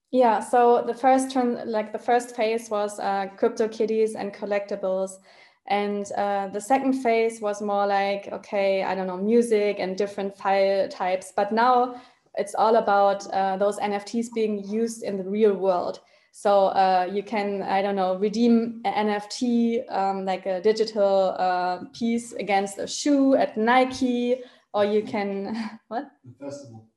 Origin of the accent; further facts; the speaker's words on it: Germany; I'm originally from Germany